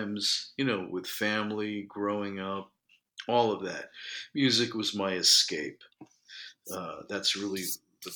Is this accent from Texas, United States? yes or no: no; New York City, New York, United States; I was born in New York. I've lived here my whole life